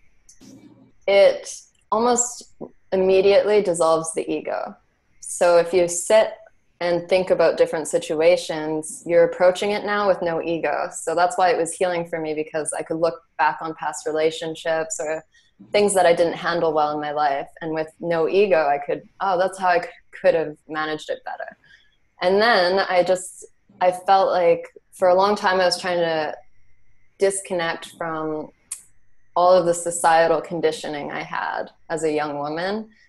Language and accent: English; Canada; growing up in Canada, I can say I was very, I didn't grow up with a lot of money.